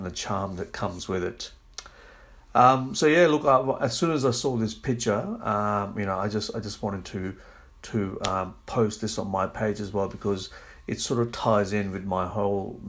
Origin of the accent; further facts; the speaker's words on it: Australia; I am from Australia, but I am a person of ethnic background